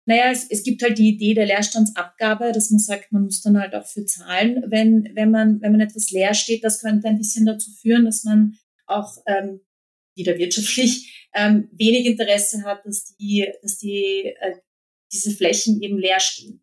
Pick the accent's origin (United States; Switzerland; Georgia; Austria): Austria; Vienna; Eigentlich komme ich aus Wien, aber ich habe, äh, wir haben so, e, wie, viele in Österreich, äh, sind wir zur Hälfte eigentlich ähm, aufgewachsen in Niederösterreich